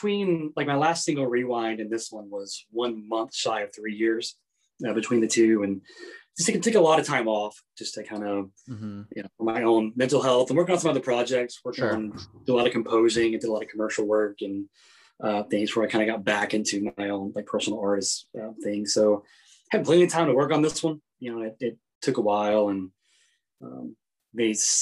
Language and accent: English; North Carolina, United States; my background growing up in North Carolina was pretty much like almost straight gospel music